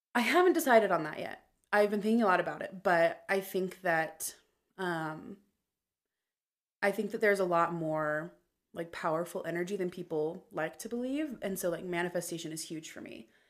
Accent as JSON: {"language": "English", "town": "Meridian", "region": "Idaho", "country": "United States", "tie": "born or raised there", "also_born_or_lived": "Boise", "said": "I was in the same ward um, or, like, area from the time I was six until I was twelve"}